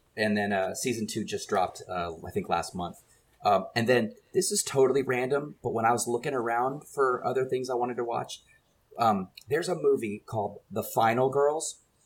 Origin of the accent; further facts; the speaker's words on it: San Antonio, Texas, United States; growing up in San Antonio